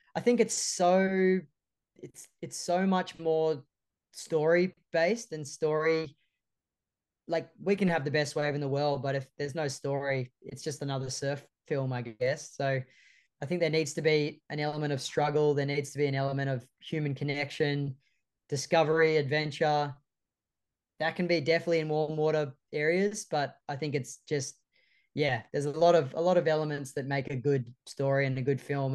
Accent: Sydney, New South Wales, Australia; the four of us growing up in Sydney's northern beaches

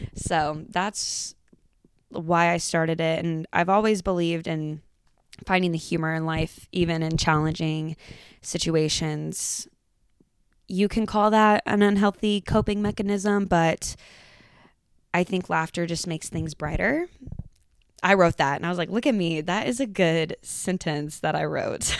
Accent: Georgetown, Texas, United States; also born or lived in Denton, Texas; I was born and raised in Georgetown, Texas

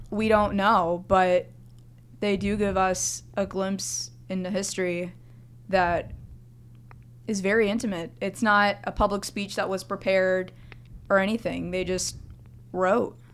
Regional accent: Florida, United States; I was raised in Florida

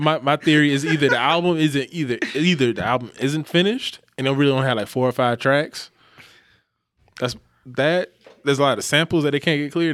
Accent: the South, United States; I'm from the South

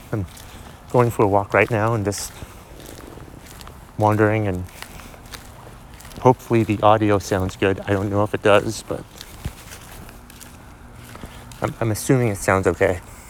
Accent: Boston, Massachusetts, United States; born there; I was born in Boston, but I've never had a Boston accent.

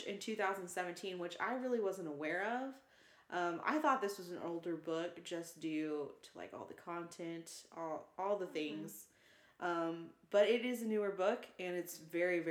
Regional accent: Oklahoma, United States; both Kelsey and I, we grew up in Oklahoma

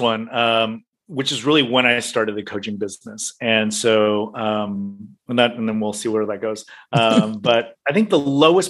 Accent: United States; moved away as an adult; now in Hong Kong, China; I was born and raised in the US, I spent a lot of time in the US

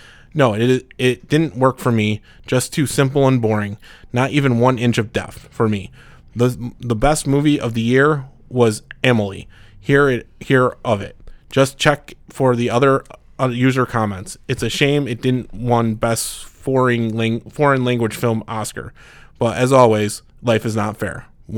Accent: Mexico; English is a second language; I'm from Mexico. Sorry about my English.

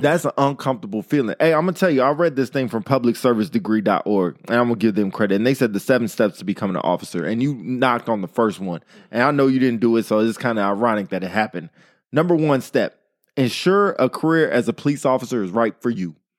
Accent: Modesto, California, United States; born or raised there

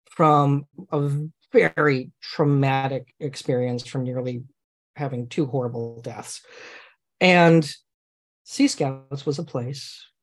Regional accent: Redwood City, California, United States; And I, I grew up on the Griffin in Redwood City.

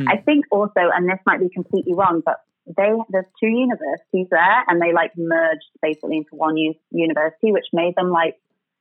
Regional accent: Manchester, North West England, United Kingdom; moved away as an adult; also born or lived in Australia; now in Toronto, Canada; Growing up in Manchester

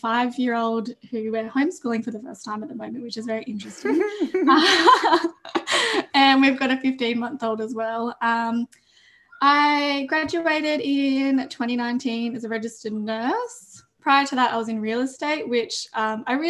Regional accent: Grafton, New South Wales, Australia; also born or lived in Armidale; I've lived in Grafton on Bundjalung country since I was two

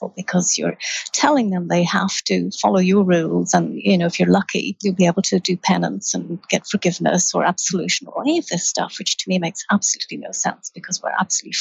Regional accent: Ireland; I grew up in Ireland

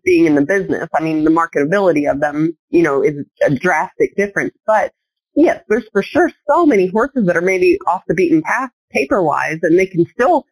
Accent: Pennsylvania, United States; moved away; growing up in Pennsylvania

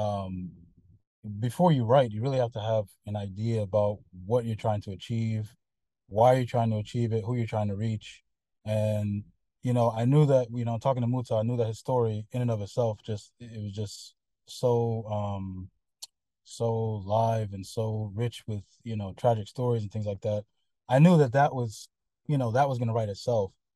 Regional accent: United States; moved away; whenever you tell somebody you're American

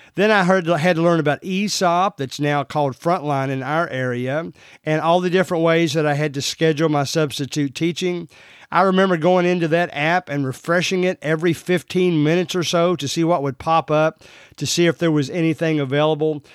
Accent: Central Kentucky, United States; I'm from Central Kentucky, as you can already tell from the way I talk.

